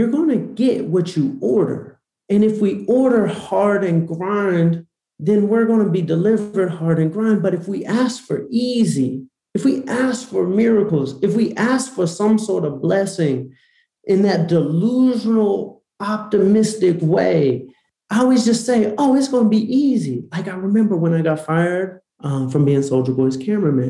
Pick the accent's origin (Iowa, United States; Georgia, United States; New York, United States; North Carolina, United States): Georgia, United States; Atlanta; I grew up in Atlanta